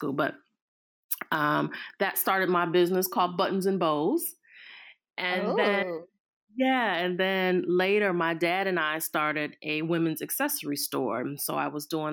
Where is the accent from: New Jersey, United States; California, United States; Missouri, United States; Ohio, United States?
Ohio, United States; Cleveland; I am born and raised in Cleveland, Ohio